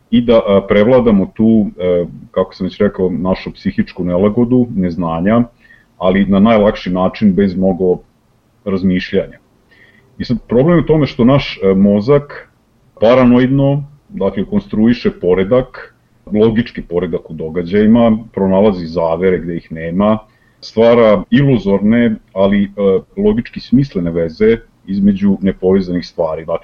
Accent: Serbia

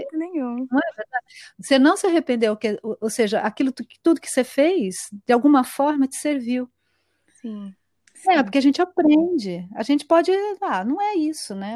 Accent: São Paulo, Brazil; moved away as an adult; also born or lived in Sweden; now in São José do Rio Preto, Brazil; sou paulistana, é, da capital, né? Paulistana é da capital. E, bom, eu passei toda a minha vida lá

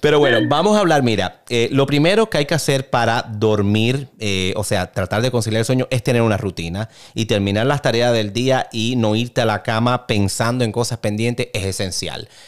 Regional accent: Cuba; yo soy cubano, eh, prácticamente llevo café en mis venas

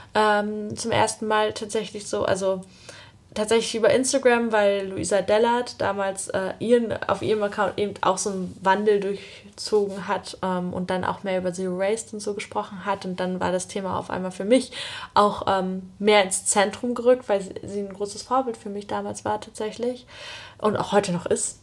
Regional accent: Usedom, Mecklenburg-Vorpommern, Germany; also born or lived in Greifswald; ich bin halt auf Usedom aufgewachsen

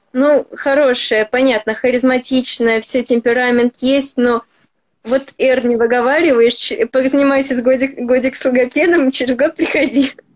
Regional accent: Moscow, Russia; я москвичка

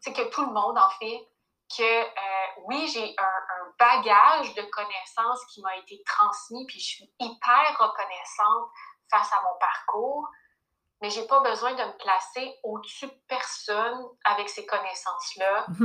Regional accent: Quebec, Canada; moved away as an adult; now in United States; je suis domiciliée en ce moment aux États-Unis, mais je viens du Québec euh, ben, principalement. J'ai toujours habité au Québec

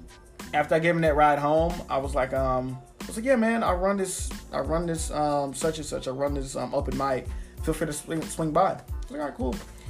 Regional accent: Dallas, Texas, United States; now in Mesquite, United States; I live in Mesquite, but I'm from Dallas.

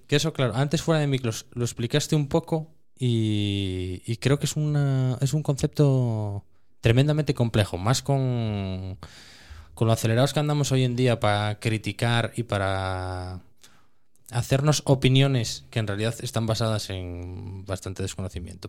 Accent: Cerredo, Asturias, Spain; yo soy de Cerredo, que es un pueblo pequeño y tal, nosotros matábamos antes en casa siempre

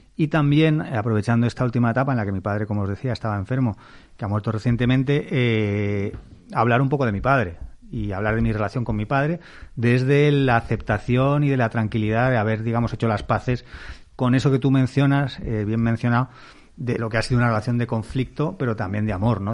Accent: Castile, Spain; como mi padre soy castellano

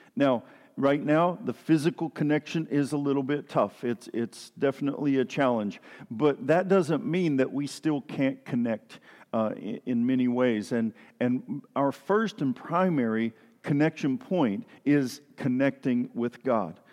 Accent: East Tennessee, United States; moved away; I grew up down in Tennessee, in East Tennessee

